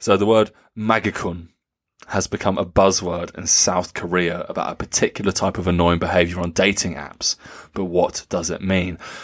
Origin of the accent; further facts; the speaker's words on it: Nuremberg, Bavaria, Germany; Nuremberg, uh, my hometown